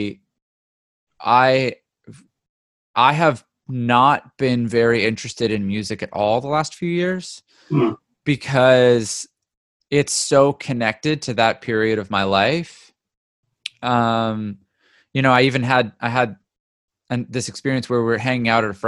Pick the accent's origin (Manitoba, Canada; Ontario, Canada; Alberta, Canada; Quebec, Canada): Ontario, Canada; also born or lived in Vancouver, British Columbia, Canada; now in California, United States; I was born in Vancouver, but mostly grew up in Ontario